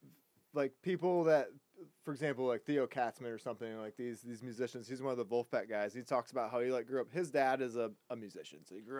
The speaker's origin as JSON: {"language": "English", "town": "Toledo", "region": "Ohio", "country": "United States", "tie": "born or raised there", "said": "I grew up on Toledo water."}